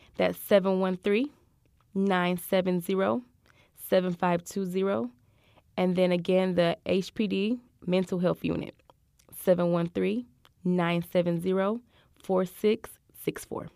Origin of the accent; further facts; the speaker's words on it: Michigan, United States; moved away as an adult; now in Houston, United States; I'm from Michigan